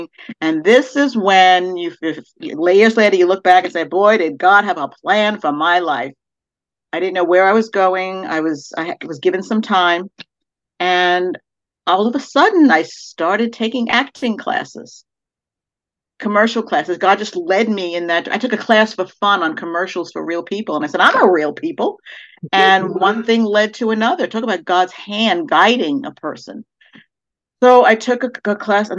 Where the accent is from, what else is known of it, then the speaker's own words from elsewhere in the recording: New York City, New York, United States; I'm originally from Brooklyn, New York. I grew up in an Italian American household